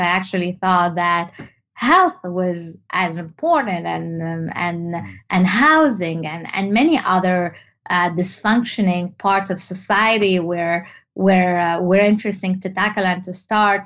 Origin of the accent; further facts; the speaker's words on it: Tunisia; English is a second language; moved away as an adult; also born or lived in France; my story is growing up in Tunisia. I am actually Tunisian